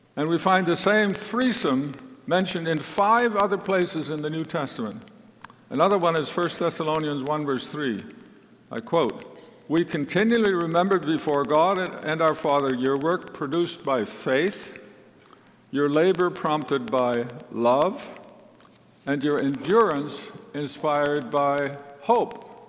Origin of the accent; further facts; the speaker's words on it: Netherlands; I was born in 1942 in the Netherlands, which at that time was under German occupation.